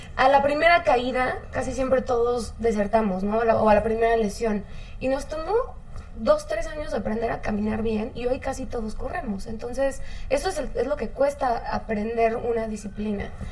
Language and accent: Spanish; Mexico; como mexicanos